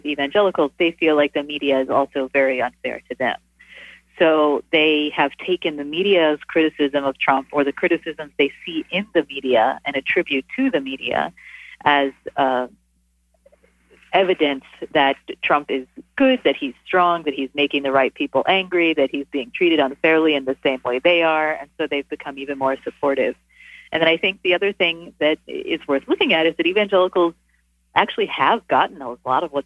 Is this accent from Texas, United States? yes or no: yes; North Texas, United States; I grew up Methodist in North Texas